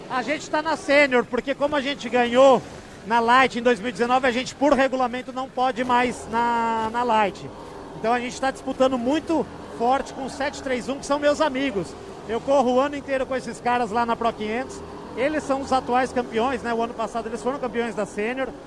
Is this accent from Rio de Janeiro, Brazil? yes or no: no; São Paulo, Brazil; eu sou do interior de São Paulo e para mim ser piloto era tipo ser astronauta